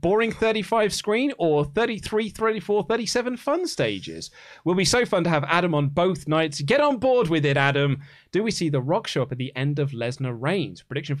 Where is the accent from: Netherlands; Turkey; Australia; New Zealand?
Australia; Melbourne, Victoria; I'm from Melbourne, Australia